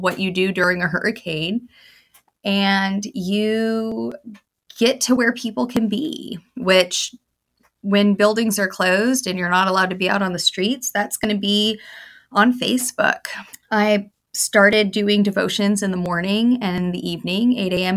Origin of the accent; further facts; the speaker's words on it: Arizona, United States; now in St. Petersburg, United States; I'm from Arizona and we don't get hurricanes in, in, in landlocked states